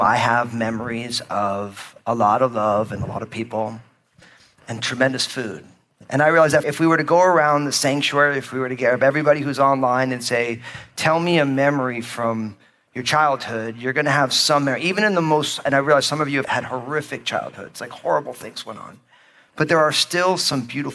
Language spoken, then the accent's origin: English; New Jersey, United States; also born or lived in Northwest United States; now in Northwest, United States; I grew up in New Jersey, my home state, as an all-Italian kid